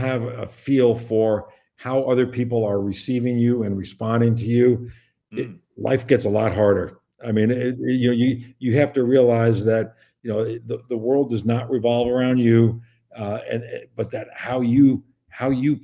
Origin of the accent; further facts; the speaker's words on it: Long Island, New York, United States; also born or lived in Midwest; now in West Lafayette, United States; I grew up on Long Island, surrounded by water.